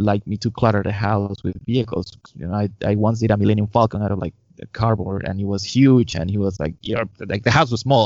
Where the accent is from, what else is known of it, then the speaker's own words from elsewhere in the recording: Lima, Peru; I was born in Peru, in Lima. And in 1979